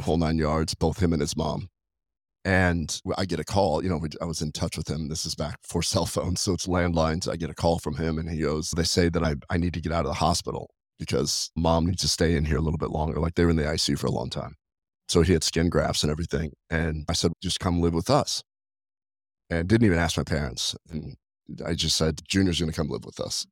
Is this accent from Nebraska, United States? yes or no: yes; Nebraska, United States; moved away; I was raised in Nebraska